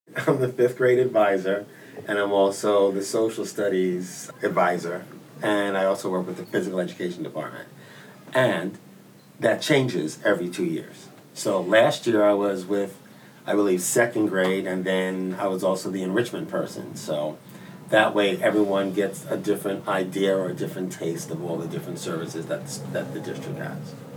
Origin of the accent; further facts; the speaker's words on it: United States; we're Americans. We grew up in America